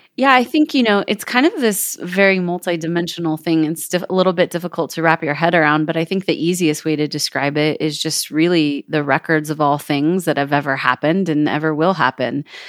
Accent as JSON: {"language": "English", "town": "Kelseyville", "region": "California", "country": "United States", "tie": "born or raised there", "moved": "as an adult", "lives_now": "Jackson Hole, United States", "said": "I was born and raised in Northern California"}